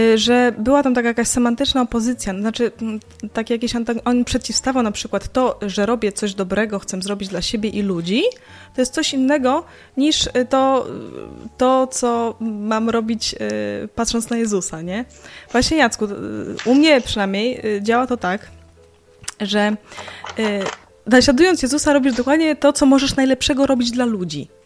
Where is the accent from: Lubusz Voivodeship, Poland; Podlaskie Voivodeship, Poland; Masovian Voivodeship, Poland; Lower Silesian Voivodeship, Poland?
Podlaskie Voivodeship, Poland; Białystok; now in Lublin, Poland; z Białegostoku, mojego rodzinnego miasta